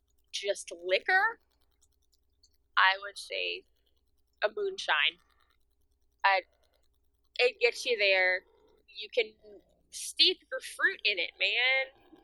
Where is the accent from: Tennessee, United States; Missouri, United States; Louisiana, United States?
Louisiana, United States; I'm from Louisiana.